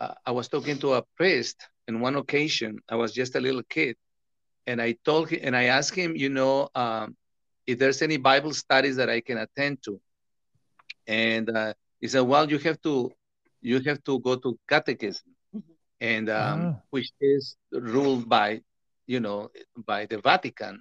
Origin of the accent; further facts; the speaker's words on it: Mexico; English is a second language; also born or lived in Los Angeles; now in United States; I was born and raised in Mexico